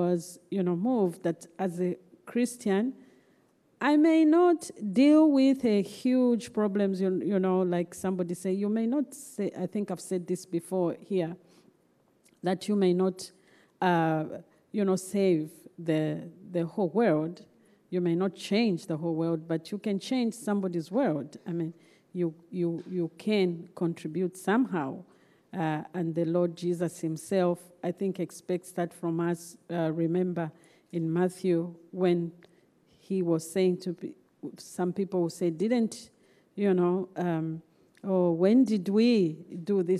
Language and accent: English; Zambia; I was born and raised in Zambia.